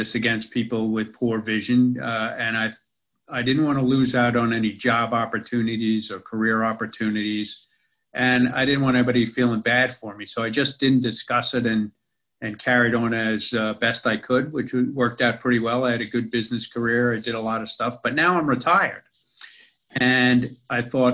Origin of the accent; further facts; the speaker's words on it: New York City, New York, United States; moved away as an adult; now in Australia; I spent most of my life, as you can tell from my accent, in America. Most of that in New York City